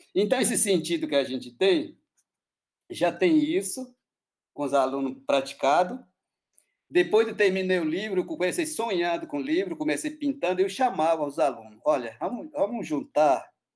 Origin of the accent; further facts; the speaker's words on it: Acre, Brazil; Portuguese is a second language; eu sou do Acre, né? Povo Uniquim